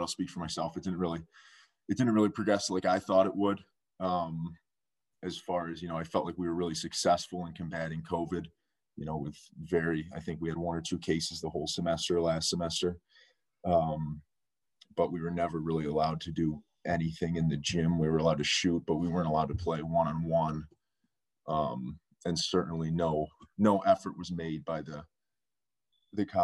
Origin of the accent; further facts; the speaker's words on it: Rochester, New York, United States; moved away as an adult; now in Middlebury, United States; I'm from Rochester, New York